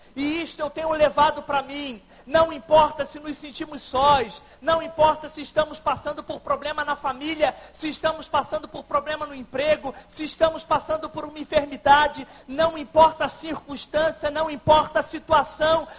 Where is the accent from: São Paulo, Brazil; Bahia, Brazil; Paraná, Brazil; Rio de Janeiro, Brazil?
Rio de Janeiro, Brazil; Barra do Piraí; Eu sou de Barra do Piraí, aqui no interior do estado do Rio, da Segunda Igreja Batista